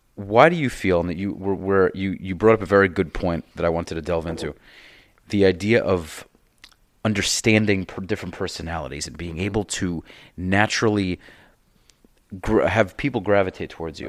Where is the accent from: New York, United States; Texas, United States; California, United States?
New York, United States; now in South Florida, United States; I'm from New York